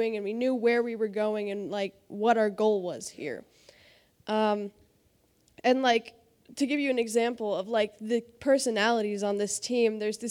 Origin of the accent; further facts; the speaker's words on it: United States; we're American, and we speak English